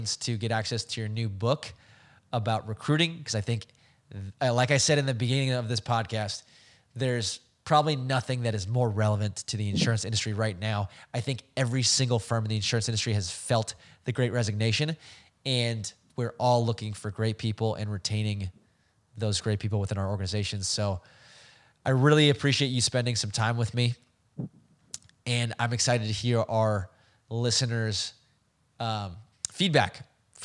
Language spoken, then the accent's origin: English; Bay Area, California, United States; I'm from the Bay Area